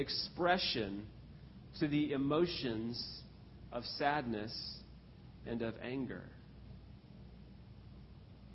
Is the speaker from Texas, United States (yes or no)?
yes; Texas, United States; I grew up in Texas.